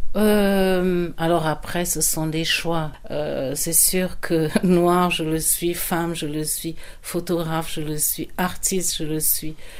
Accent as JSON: {"language": "French", "country": "France", "tie": "born or raised there", "also_born_or_lived": "Yaoundé, Cameroon / Amsterdam, Netherlands", "moved": "as an adult", "lives_now": "Netherlands", "said": "je suis euh, camerounaise, j'ai grandi en France"}